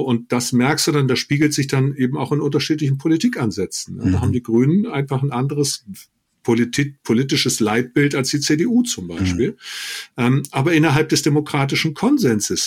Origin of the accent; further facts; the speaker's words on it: Germany; Deutscher bin ich, weil ich zu einer Tradition, einer Kultur, einem Rechtsstaat, einem System Ja sage